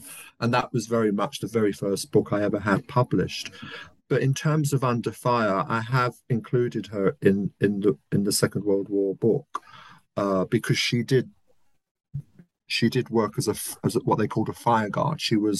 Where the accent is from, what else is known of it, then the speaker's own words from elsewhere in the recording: London, United Kingdom; I come from South London, working class background. Left school at 16, as a lot of working class kids did, with nothing, no qualifications, no access to university.